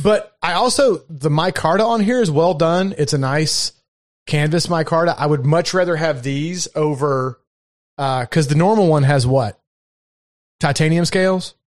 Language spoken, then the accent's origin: English; Kentucky, United States; accent: Southern; moved away; also born or lived in Baltimore, Maryland; I was born in Kentucky and I lived up in Baltimore, Maryland for six or seven, eight years